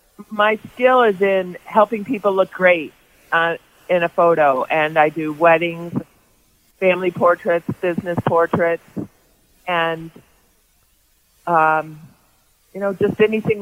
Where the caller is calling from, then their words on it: Boulder, Colorado, United States; In Boulder at my home.